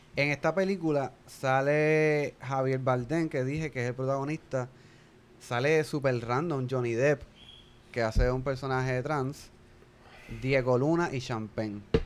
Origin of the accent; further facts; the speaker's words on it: Puerto Rico; nosotros como latinos y como puertorriqueños en particular